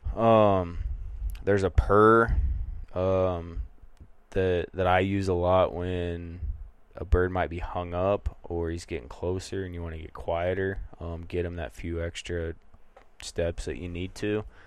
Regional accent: northeast Kansas, United States; moved away as an adult; now in Montana, United States; So I cut my teeth chasing birds in, in northeast Kansas.

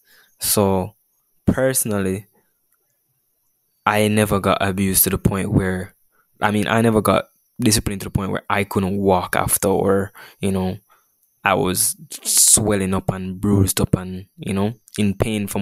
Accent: Jamaica; we're Jamaican with this culture

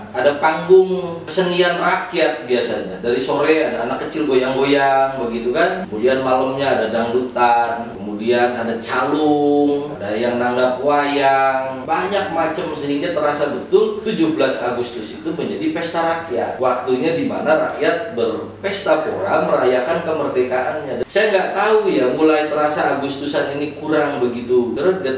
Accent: Indonesia; kita bangsa Indonesia

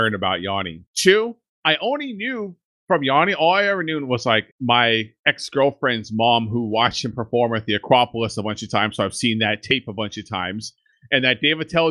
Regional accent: Central Valley, California, United States; We grew up in Central Valley in California, where all the meth is made

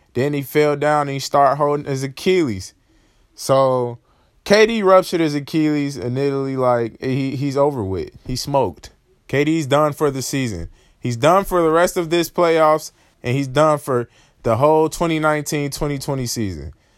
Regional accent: Chicago, Illinois, United States; I'm from Chicago

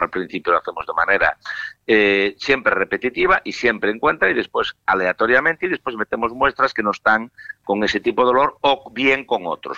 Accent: Galicia, Spain; con mi tierra no se mete ni Dios. si hablo yo mal de ella, hablo yo porque soy gallego

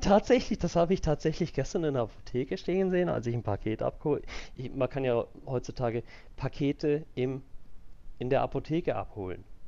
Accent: Switzerland; bei uns in der Schweiz

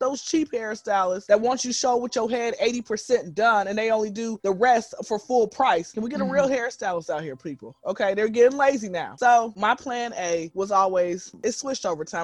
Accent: Atlanta, Georgia, United States; born and raised in Atlanta, been here since I was zero

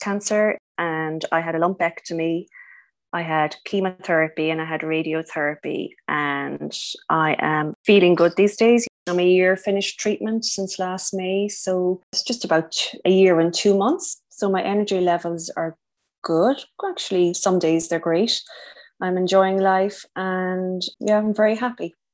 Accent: Ireland; also born or lived in Cork; So I'm from Ireland. I live in Cork, which is down in the south.

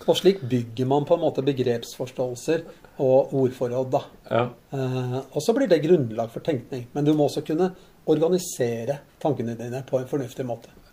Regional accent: Lørenskog, Akershus, Norway; born or raised there

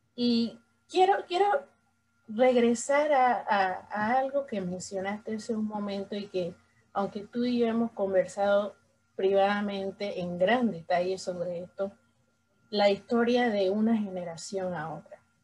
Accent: Panama; somos tres panameñas en esta conversación

